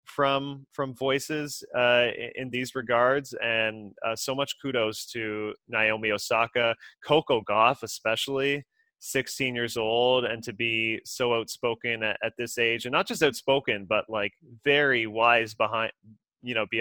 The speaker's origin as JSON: {"language": "English", "town": "Kingston", "region": "Ontario", "country": "Canada", "tie": "born or raised there", "said": "I've had Black friends growing up in Kingston, Ontario"}